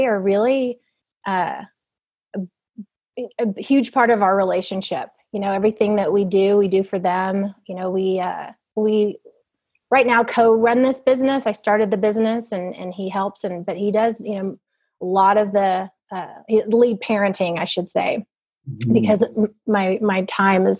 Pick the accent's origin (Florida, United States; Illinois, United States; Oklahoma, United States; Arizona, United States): Oklahoma, United States; Norman; moved away as an adult; also born or lived in Duncan, Oklahoma / Ecuador; now in Fort Worth, United States; I grew up in Duncan and Norman, Oklahoma